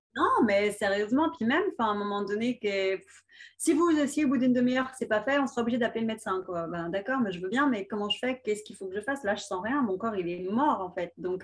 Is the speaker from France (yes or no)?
yes; France; chez nous en France